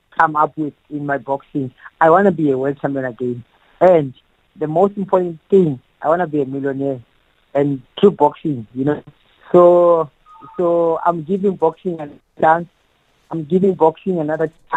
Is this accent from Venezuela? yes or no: no; Eastern Cape, South Africa; I am from Eastern Cape, and it's Funzani, and that's where I grew up, and that's where I started my boxing.